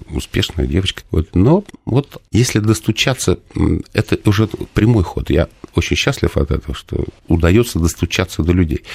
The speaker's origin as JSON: {"language": "Russian", "town": "Nizhny Novgorod", "region": "Nizhny Novgorod Oblast", "country": "Russia", "tie": "born or raised there", "moved": "yes", "said": "я из Нижнего Новгорода родом"}